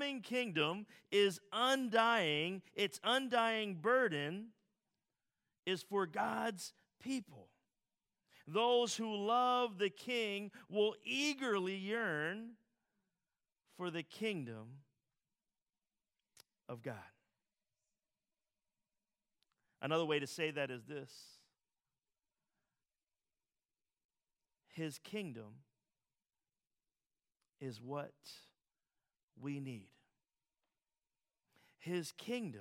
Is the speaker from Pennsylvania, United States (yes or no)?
yes; Philadelphia, Pennsylvania, United States; As a Philadelphian